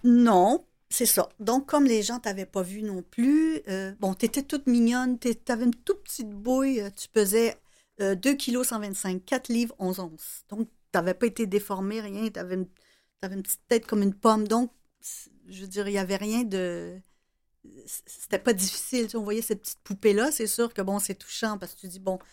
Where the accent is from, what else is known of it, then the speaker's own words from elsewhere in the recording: Salaberry-de-Valleyfield, Quebec, Canada; je viens de Valleyfield. Euh, j'étais au cégep à Valleyfield